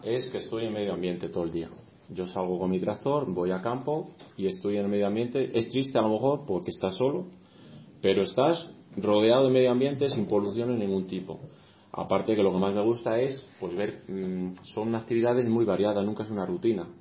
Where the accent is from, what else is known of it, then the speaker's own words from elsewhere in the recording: Castellanos de Moriscos, Castile and León, Spain; also born or lived in Salamanca; yo he visto este municipio evolucionar de niño